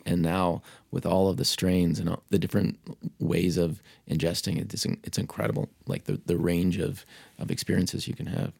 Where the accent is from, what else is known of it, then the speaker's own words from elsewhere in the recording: Pittsburgh, Pennsylvania, United States; I grew up in Pittsburgh